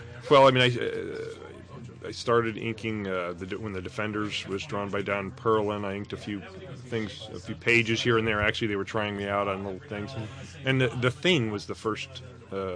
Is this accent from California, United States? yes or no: no; Evanston, Illinois, United States; also born or lived in Chicago; I grew up in Evanston. I was born in Chicago, moved to Evanston